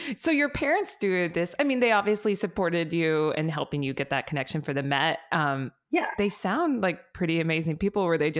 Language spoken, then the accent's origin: English; Iowa, United States; moved away; I'm from Iowa.